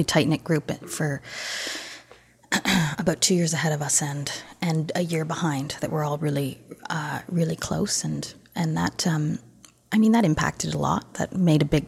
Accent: Toronto, Ontario, Canada; I grew up here in Toronto

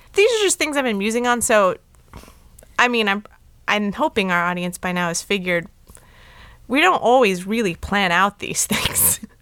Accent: Los Angeles, California, United States; I was born in L

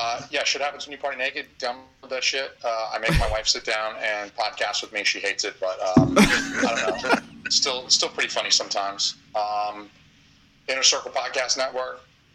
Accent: the South, United States; I'm from the South.

